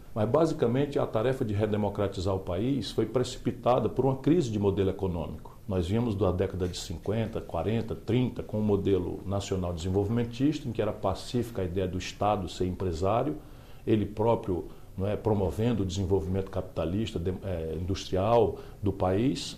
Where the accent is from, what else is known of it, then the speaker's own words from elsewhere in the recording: Northeast Region, Brazil; a região de onde eu venho